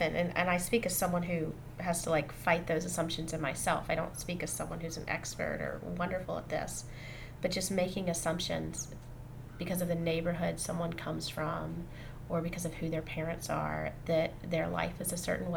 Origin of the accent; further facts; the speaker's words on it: Jackson, Mississippi, United States; moved away as an adult; now in Vermont, United States; I grew up in Mississippi, and the high school I went to was about 50% black and 50% white